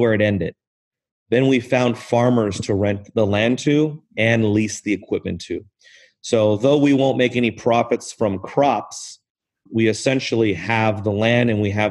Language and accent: English; Southern California, United States; I grew up in Southern California